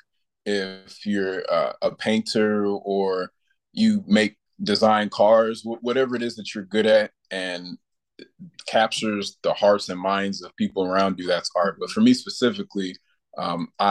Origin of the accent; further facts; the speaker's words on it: Rock Island, Illinois, United States; also born or lived in Louisville, Kentucky; I'm originally from Louisville, Kentucky, and I moved to the Quad Cities when I was a kid, and I've pretty much been here since then